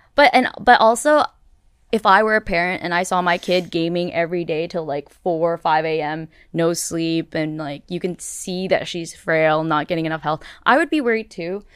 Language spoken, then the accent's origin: English; Canada; I'm Canadian.